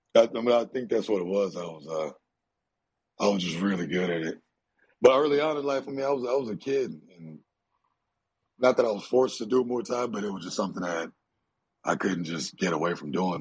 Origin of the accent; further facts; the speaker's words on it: Dallas, Texas, United States; I'm Nigerian. But I was born in Dallas